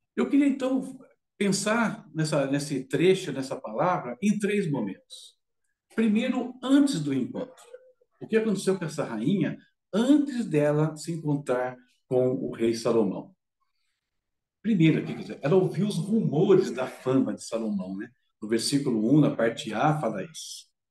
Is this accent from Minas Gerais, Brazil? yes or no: no; interior of São Paulo state, Brazil; moved away as an adult; now in São Paulo, Brazil; moro aqui em São Paulo, não sou de São Paulo, né, sou do interior, né, na, na realidade, daqui do estado de São Paulo